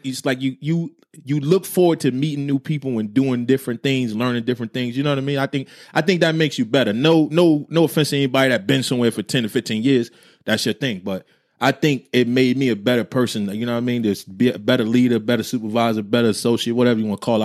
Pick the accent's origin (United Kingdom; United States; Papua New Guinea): United States; New Jersey; I'm from Jersey